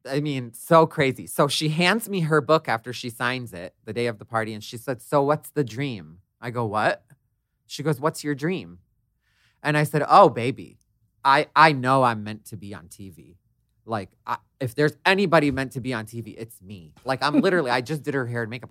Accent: Detroit, Michigan, United States; I grew up in Detroit, I'm the youngest of five

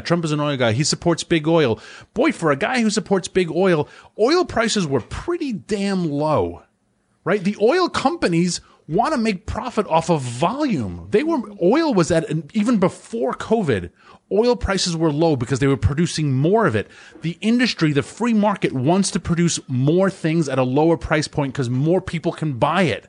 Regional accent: New York City, New York, United States; moved away as an adult; also born or lived in Washington, D.C.; I, I grew up in Rockaway

